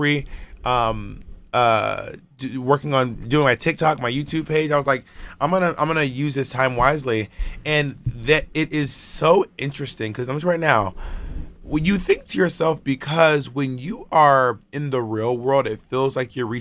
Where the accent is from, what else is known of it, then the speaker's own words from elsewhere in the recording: Atlanta, Georgia, United States; I grew up in Atlanta, in the suburbs of Atlanta.